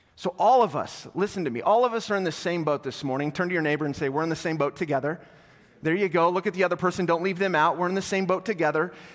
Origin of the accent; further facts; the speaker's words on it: North Platte, Nebraska, United States; I grew up in North Platte, so all my North Platte people